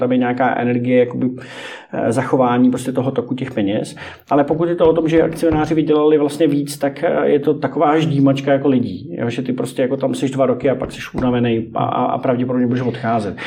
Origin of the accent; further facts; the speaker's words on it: Greece; jak jsem z, z Řecka